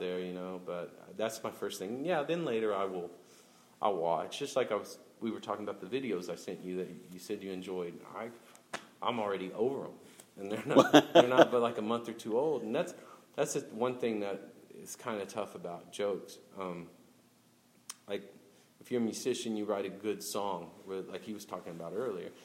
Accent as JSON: {"language": "English", "town": "Oklahoma City", "region": "Oklahoma", "country": "United States", "tie": "born or raised there", "said": "I grew up in South Oklahoma City"}